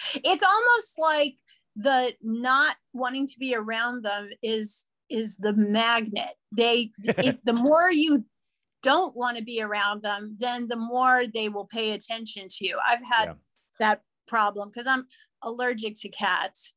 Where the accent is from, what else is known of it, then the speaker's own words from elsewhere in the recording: New Orleans, Louisiana, United States; moved away as an adult; also born or lived in San Diego, California / Orange County, California; now in Los Angeles, United States; I'm originally from New Orleans, Louisiana, and so that's where I grew up